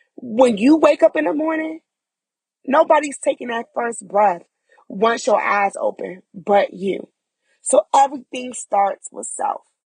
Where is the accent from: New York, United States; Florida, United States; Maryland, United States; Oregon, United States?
Maryland, United States; Prince George's County; moved away as an adult; also born or lived in Charlotte area, North Carolina; now in Charlotte, United States; I am from Prince George's County, Maryland. And I relocated to North Carolina within the Charlotte area about four and a half years ago